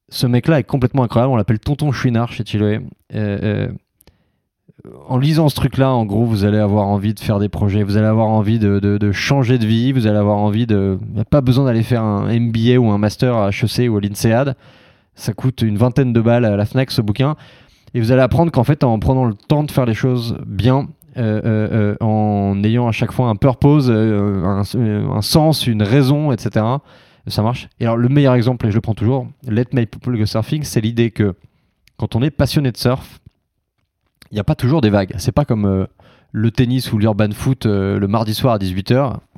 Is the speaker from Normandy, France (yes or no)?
no; Biganos, Nouvelle-Aquitaine, France; Je viens de Facture Biganos